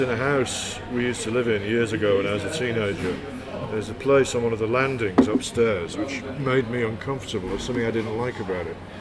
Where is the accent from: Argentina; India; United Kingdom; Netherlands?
United Kingdom; Hull, Yorkshire and the Humber; moved away; also born or lived in London / Newcastle / Brighton; I grew up in Hull, which is in Yorkshire, kind